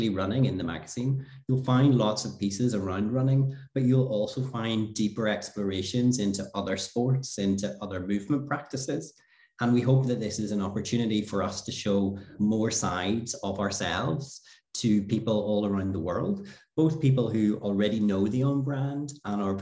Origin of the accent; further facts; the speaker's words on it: Ireland; moved away as an adult; now in Switzerland; I am from Ireland originally.